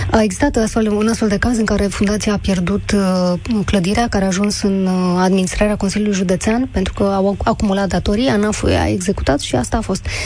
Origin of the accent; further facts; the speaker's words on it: Baia Mare, Maramureș County, Romania; vă sunt din Baia Mare. Din Baia Mare